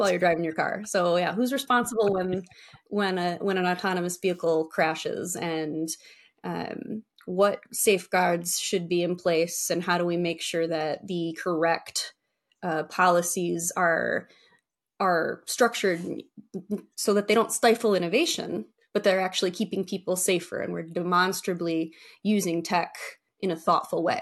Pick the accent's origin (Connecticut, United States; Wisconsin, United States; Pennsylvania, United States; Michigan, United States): Michigan, United States; also born or lived in Texas; I was born and raised in Michigan